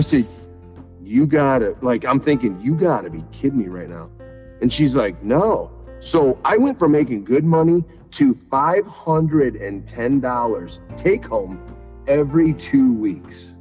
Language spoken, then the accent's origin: English; Sycamore, Illinois, United States; moved away; also born or lived in Sandwich, Illinois; I'm, from Sycamore